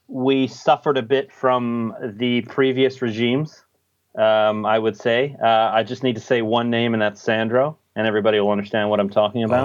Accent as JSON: {"language": "English", "country": "United States", "moved": "yes", "lives_now": "Australia", "said": "I'm actually American, l, living in Australia"}